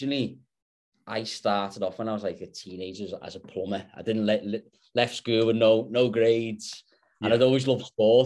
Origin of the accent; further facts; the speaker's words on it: Liverpool, North West England, United Kingdom; moved away as an adult; now in Perth, Australia; I'm back in my hometown in Liverpool at the moment